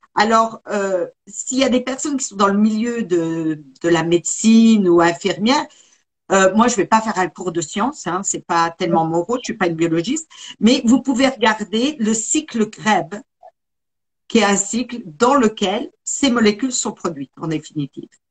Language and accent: French; Besançon region, Bourgogne-Franche-Comté, France; moved away as an adult; now in United States; je suis originaire de la région de Besançon. Et ça fait 35 ans que je suis partie aux États-Unis, m'y installer.